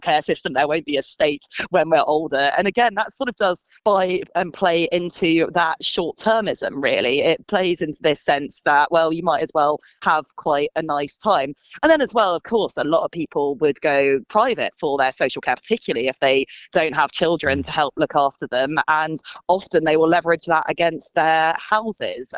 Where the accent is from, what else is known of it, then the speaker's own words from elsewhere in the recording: just outside Glasgow, Scotland, United Kingdom; now in London, United Kingdom; I grew up just outside Glasgow, and a house in the little town that I grew up in would cost you less than a deposit would in London.